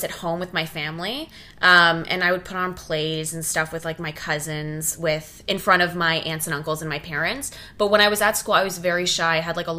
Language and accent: English; Ottawa, Ontario, Canada; also born or lived in Oakville, Ontario / Toronto; So I was born actually in Oakville, Ontario. Oh. So like right close to Toronto. And then when I was 5, I moved to Ottawa and then I grew up in Ottawa.